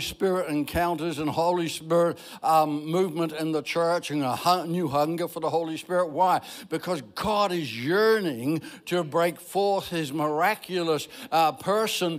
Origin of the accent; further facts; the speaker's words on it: Ireland; I'm Irish